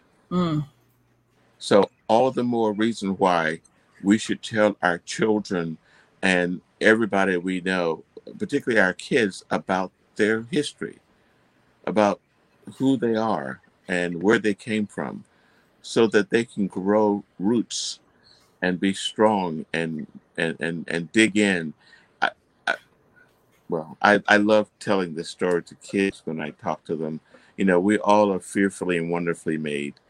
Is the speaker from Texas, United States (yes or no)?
no; Fort Meade, Florida, United States; I'm from Fort Meade, Florida. I was raised in a wooden frame house